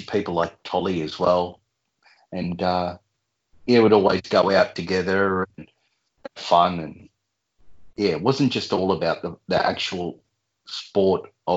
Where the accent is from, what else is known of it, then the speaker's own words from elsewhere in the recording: Bulli, New South Wales, Australia; grew up here, and yeah, family's from here